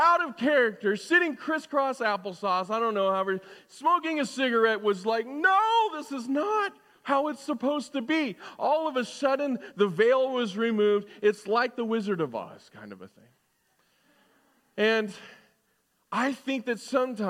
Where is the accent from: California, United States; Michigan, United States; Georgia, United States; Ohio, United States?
California, United States; Southern; as a kid, you know, growing up in Southern California